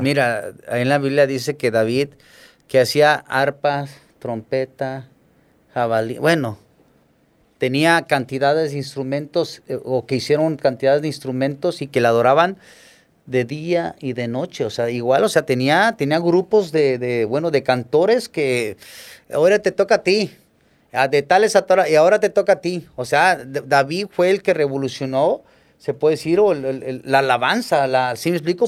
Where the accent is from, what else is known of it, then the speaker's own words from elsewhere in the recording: Acapulco, Guerrero, Mexico; crecí aquí en Acapulco